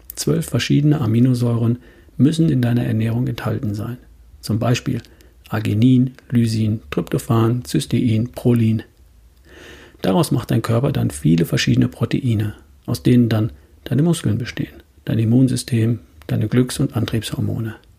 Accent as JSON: {"language": "German", "country": "Germany", "said": "bei uns in Deutschland"}